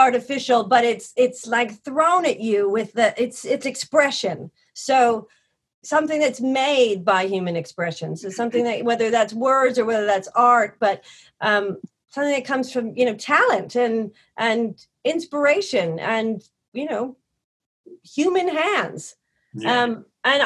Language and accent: English; New York, United States; You also just get hardwired as a New Yorker